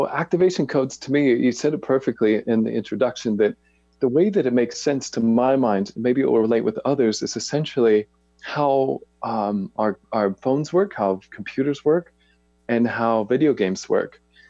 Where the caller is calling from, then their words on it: Boise, Idaho, United States; I am in Boise, Idaho.